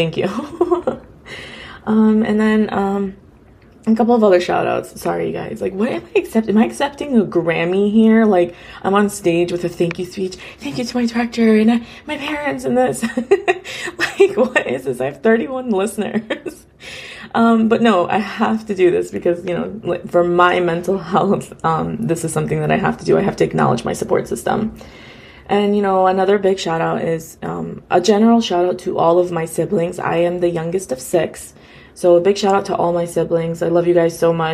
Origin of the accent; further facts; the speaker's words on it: United States; a first generation Afghan girl, you know, born and raised in America